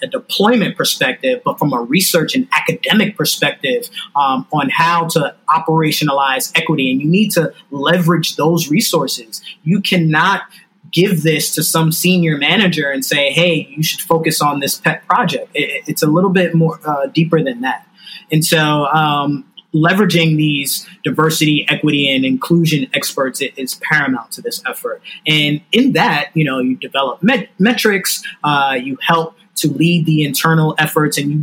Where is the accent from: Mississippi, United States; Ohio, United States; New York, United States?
New York, United States; New York City; I'm from New York City. I live in Brooklyn.